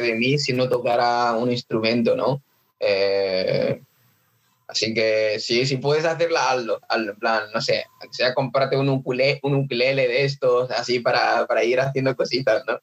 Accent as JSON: {"language": "Spanish", "country": "Nigeria", "tie": "born or raised there", "moved": "yes", "lives_now": "Mallorca, Spain", "said": "ya tocando la batería desde pequeño, en plan en, Nigeria"}